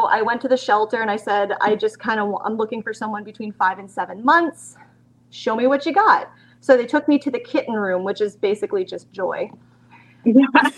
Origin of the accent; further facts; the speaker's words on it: Canada; moved away as an adult; now in London, Canada; I'm from London, Ontario, Canada. I always say it's the crummy London, not the fun London. I'm originally from a small town of about 400 people